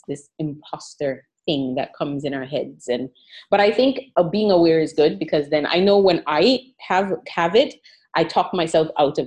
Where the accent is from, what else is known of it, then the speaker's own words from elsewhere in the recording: U.S. Virgin Islands; moved away as an adult; also born or lived in Saint Kitts and Nevis / United States; Where I grew up in St. Croix in the Virgin Islands